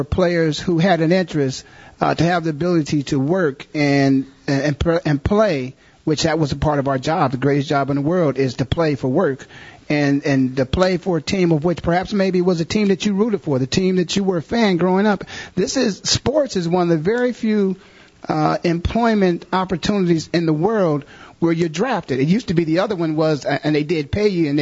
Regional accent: Canton, Ohio, United States; moved away; I'm born and raised in Canton, Ohio, in the Hall of Fame city

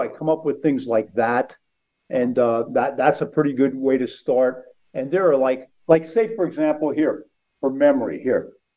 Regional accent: outside of Philadelphia, Pennsylvania, United States; growing up outside of Philadelphia

